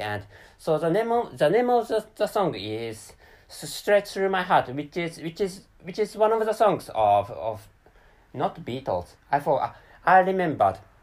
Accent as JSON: {"language": "English", "country": "Japan", "first_language": "Japanese", "second_language": "English", "said": "I'm a Japanese person living in Japan"}